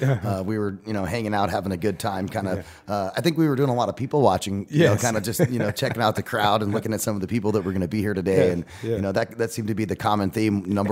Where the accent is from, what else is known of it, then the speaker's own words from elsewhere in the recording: Phoenix, Arizona, United States; I grew up in the Phoenix area.